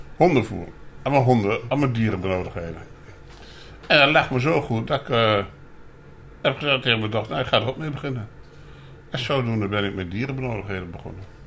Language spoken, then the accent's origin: Dutch; Apeldoorn, Gelderland, Netherlands; also born or lived in Winterswijk; Ik ben geboren in Apeldoorn, opgegroeid in, in eh, Winterswijk. Daar heb ik gewoond tot mijn zesde. Toen weer teruggegaan naar Apeldoorn. En sinds die tijd woon ik hier